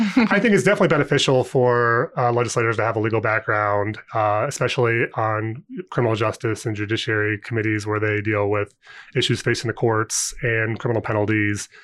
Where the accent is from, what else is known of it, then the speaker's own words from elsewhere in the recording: Ohio, United States; moved away as an adult; also born or lived in Indiana / Saint Louis, Missouri; now in Indianapolis, United States; I'm from Ohio originally, but I went to I U for undergrad